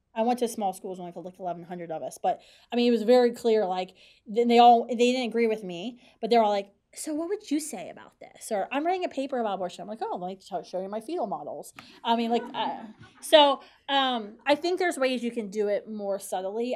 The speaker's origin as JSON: {"language": "English", "region": "West Virginia", "country": "United States", "tie": "born or raised there", "moved": "yes", "lives_now": "Washington, D.C., United States", "said": "I grew up in West Virginia"}